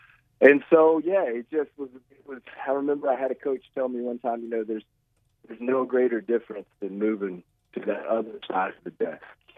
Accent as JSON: {"language": "English", "town": "Russellville", "region": "Arkansas", "country": "United States", "tie": "born or raised there", "said": "I started tackle football in third grade here in Russellville. I'm from Russellville."}